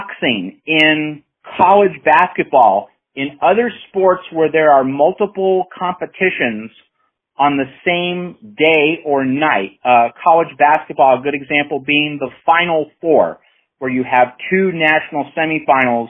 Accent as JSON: {"language": "English", "country": "United States", "said": "as an American"}